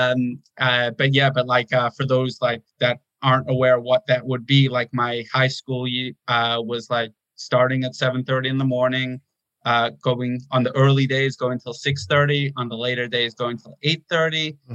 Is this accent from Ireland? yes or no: no; South Africa; also born or lived in Toronto, Canada; Okay. Um, I was born in Toronto. Uh, l- my parents met there and uh, quickly moved out, though, uh, less than a year old. We moved to South Africa